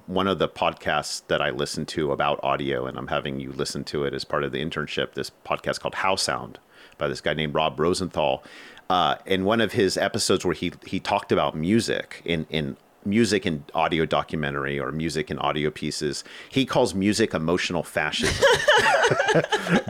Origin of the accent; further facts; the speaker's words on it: United States; I'm speaking here as an American